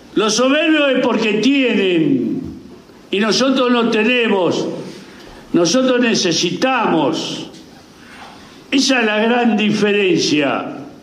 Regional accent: Argentina; nosotros somos argentinos

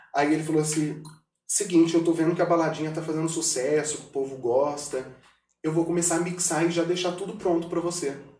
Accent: Brazil; eu sou daqui de Pedro Alvo, o povo me conhece

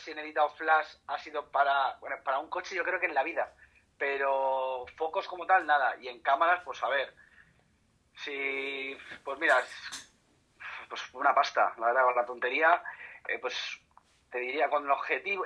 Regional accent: Spain; aquí en España

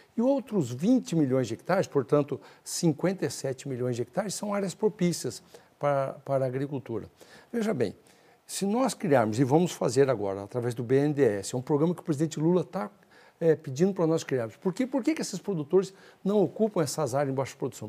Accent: northern Paraná, Brazil; moved away; also born or lived in Mato Grosso; mais ou menos ali na região onde nasci, no norte do Paraná

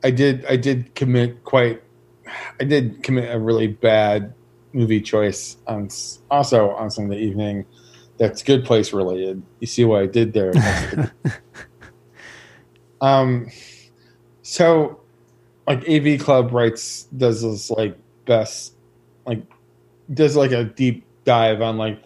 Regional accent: Detroit, Michigan, United States; growing up in Detroit

